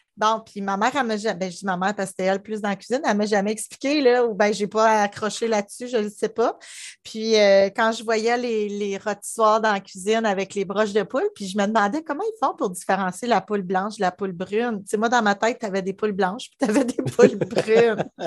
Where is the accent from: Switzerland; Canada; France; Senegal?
Canada; Gatineau, Quebec; also born or lived in Ottawa; je suis née à Ottawa, mais j'ai grandi à Gatineau, Gatineau, Gatineau, pas le, secteur Gatineau.